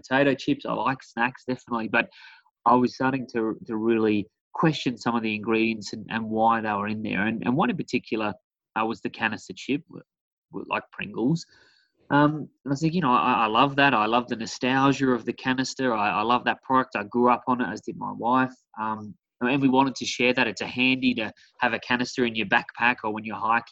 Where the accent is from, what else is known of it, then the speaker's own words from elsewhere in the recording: South Australia, Australia; moved away; I'm from a small beachside town in South Australia.